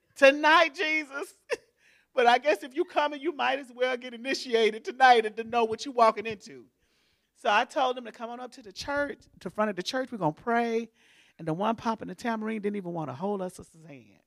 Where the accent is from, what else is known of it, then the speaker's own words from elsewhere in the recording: Houston, Texas, United States; moved away as an adult; now in Baytown, United States; I'm from Houston